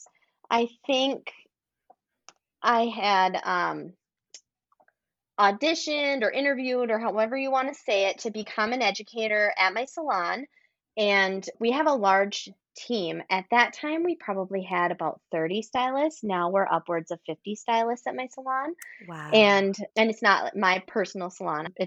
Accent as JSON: {"language": "English", "region": "a small town in Wisconsin", "country": "United States", "tie": "born or raised there", "moved": "yes", "lives_now": "Minneapolis, United States", "said": "I actually grew up in a small town in Wisconsin and then moved closer to the city"}